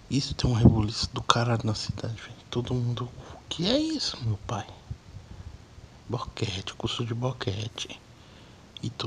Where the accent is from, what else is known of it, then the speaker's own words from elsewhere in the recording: Pirapora, Minas Gerais, Brazil; Eu sou de Minas, interior de Minas, Pirapora. Mas já morei na cidade.